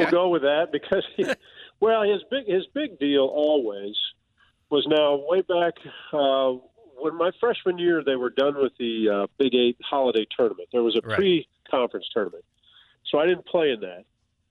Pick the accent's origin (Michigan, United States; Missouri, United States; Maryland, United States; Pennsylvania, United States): Missouri, United States; Blue Springs; So I grew up in Blue Springs, which obviously is on the Missouri side of Kansas City.